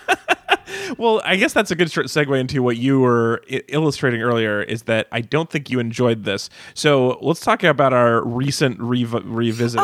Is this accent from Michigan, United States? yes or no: no; Reno, Nevada, United States; I grew up in Reno, which had every casino had a 24 hour diner in it